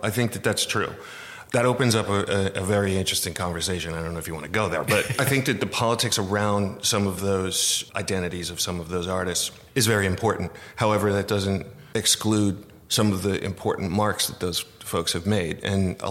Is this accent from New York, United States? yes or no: yes; New York, United States; moved away as an adult; also born or lived in California; now in Los Angeles, United States; I'm from New York